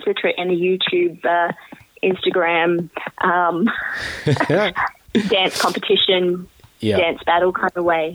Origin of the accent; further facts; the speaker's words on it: Australia; growing up in Australia as someone who's, you know, first generation Australian from Indian immigrants